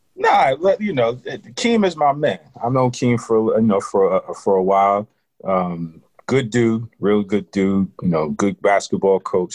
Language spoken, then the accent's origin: English; New York, United States; I grew up in New York